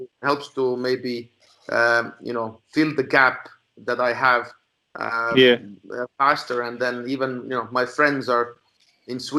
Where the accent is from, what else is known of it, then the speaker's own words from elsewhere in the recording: Estonia; I was a guy from Estonia